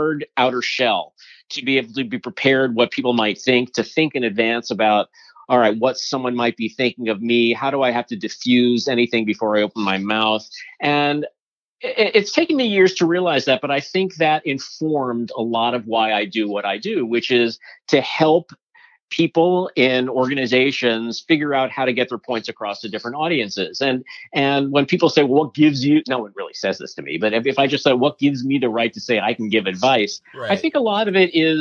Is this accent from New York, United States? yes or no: yes; New York City, New York, United States; I grew up in Manhattan and I still live there.